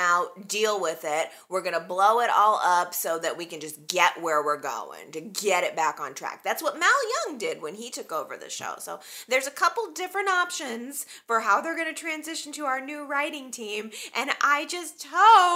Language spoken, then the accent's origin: English; Chicago, Illinois, United States; I'm from Chicago. I'm from the Chicago area.